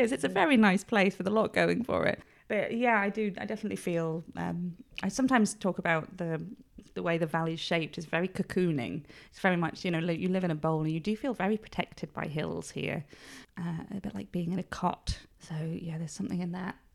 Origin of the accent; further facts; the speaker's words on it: Upper Booth, England, United Kingdom; so I'm from Upper Booth at the top end of the village. And we just used to be outside all the time.